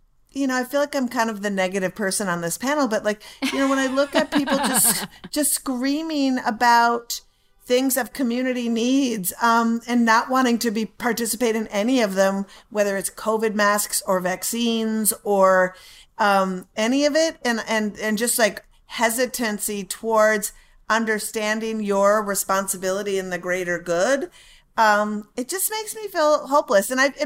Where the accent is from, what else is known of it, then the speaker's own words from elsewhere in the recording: Minneapolis, Minnesota, United States; I grew up in Minneapolis. So I lived within the city